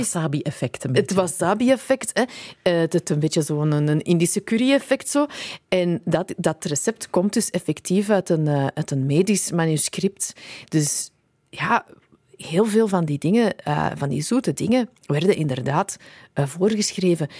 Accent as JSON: {"language": "Dutch", "town": "Antwerp", "region": "Flanders", "country": "Belgium", "tie": "born or raised there", "also_born_or_lived": "England", "said": "mijn thuisstad Antwerpen"}